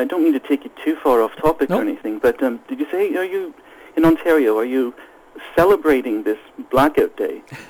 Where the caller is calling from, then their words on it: Sweden; I'm calling from Sweden.